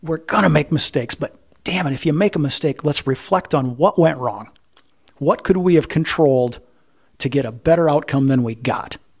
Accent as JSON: {"language": "English", "region": "Midwest", "country": "United States", "said": "I'm from the Midwest"}